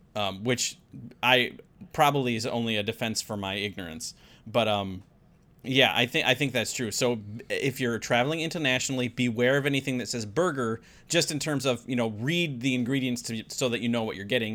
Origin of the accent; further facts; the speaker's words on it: United States; me being an American